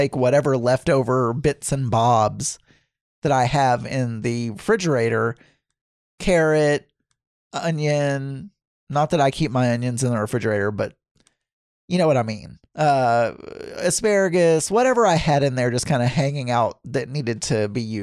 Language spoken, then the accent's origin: English; the South, United States; moved away; when I was growing up in the South